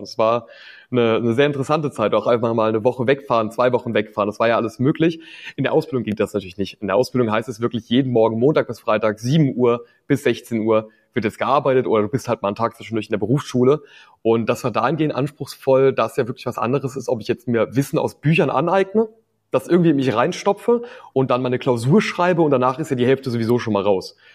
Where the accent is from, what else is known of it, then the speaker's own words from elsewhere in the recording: Rhineland-Palatinate, Germany; bei uns in der Pfalz